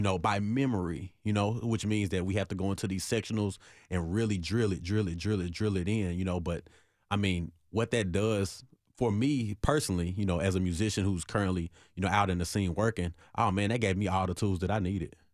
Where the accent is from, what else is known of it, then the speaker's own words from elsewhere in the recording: Nashville, Tennessee, United States; I'm from Nashville, born and raised in Nashville